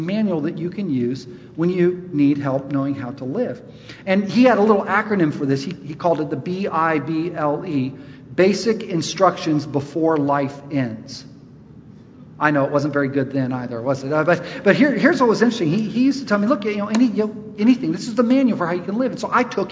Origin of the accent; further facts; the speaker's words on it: Charlotte, North Carolina, United States; I'm from Charlotte, my people